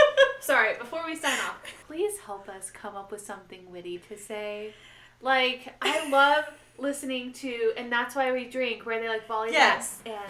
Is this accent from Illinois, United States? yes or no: no; Fort Smith, Arkansas, United States; now in Phoenix, United States; Arkansas! Where I was born in Fort Smith, Arkansas.